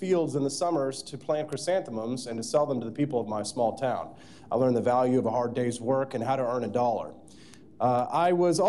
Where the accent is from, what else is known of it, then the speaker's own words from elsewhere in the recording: Peculiar, Missouri, United States; also born or lived in Independence, Missouri; I am from Missouri. I was born in Independence. I was raised on a horse farm in Peculiar, just a short drive from a town called Liberty.